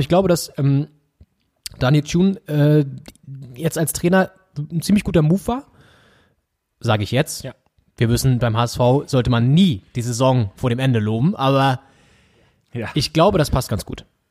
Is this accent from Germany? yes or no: yes; Northern Germany, Germany; uns natürlich als Norddeutsche